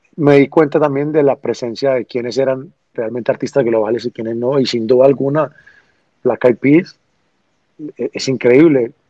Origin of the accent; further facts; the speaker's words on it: Medellín, Antioquia, Colombia; Vengo de Medellín, Colombia, una ciudad donde no era reconocida mucho menos por el reggaetón